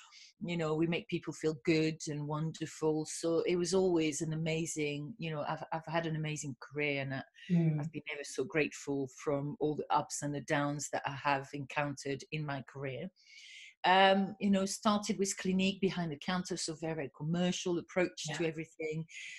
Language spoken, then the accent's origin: English; France; English is a second language; now in United Kingdom; You know, I'm French, obviously, and I have been in the industry. Although some people kind of listen to my accent thinking, where is she from? You know, not really French. So I've been in the UK for 30 years.